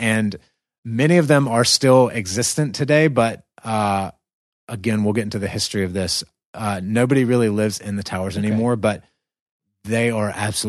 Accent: the South, United States; accent: American southern; my southern accent thrown in there.

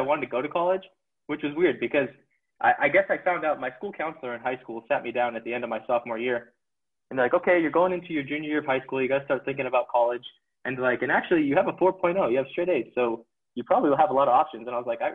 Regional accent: Las Vegas, Nevada, United States; moved away as an adult; now in Utah, United States; So I grew up in Las Vegas, Nevada, sunny Las Vegas.

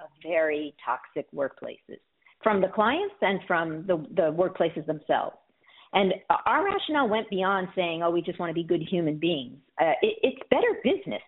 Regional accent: New York City, New York, United States; moved away as an adult; now in Miami, United States; I grew up in the Bronx

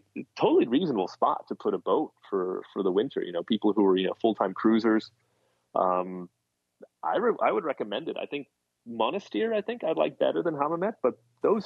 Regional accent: United States; being American

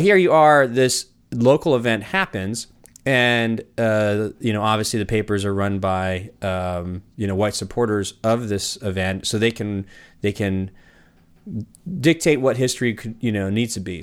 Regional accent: California, United States; now in Portland, United States; I grew up in California

